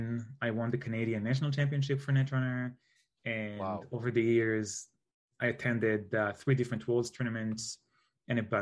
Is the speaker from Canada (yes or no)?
no; Israel; I'm from Israel